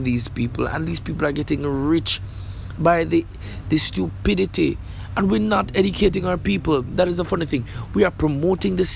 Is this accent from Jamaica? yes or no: yes; Jamaica; I'm from Jamaica